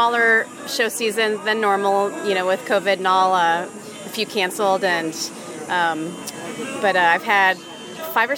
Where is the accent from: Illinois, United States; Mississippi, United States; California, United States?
Illinois, United States; near Champaign, Central; moved away as an adult; now in Chicago, United States; I grew up in Central Illinois, down near Champaign. Farm kid, small town, I've been up in Chicago